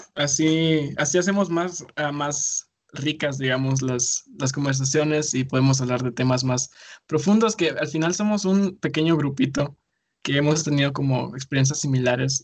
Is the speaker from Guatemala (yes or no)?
yes; Guatemala; me identifico como guatemalteco como culturalmente